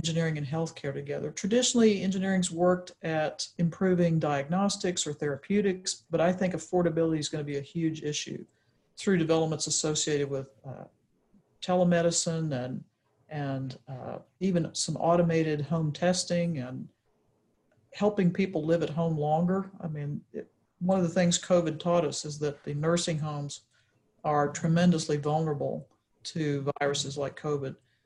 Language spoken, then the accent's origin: English; Texas, United States; moved away; I grew up in Texas